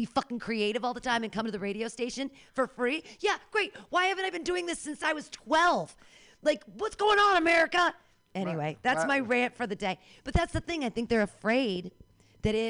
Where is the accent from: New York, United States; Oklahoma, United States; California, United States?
California, United States; Danville; now in San Francisco, United States; I grew up in Danville